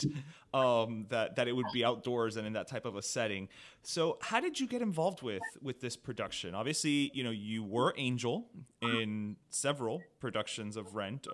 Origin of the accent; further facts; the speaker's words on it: Miami, Florida, United States; as a Cuban American growing up in Miami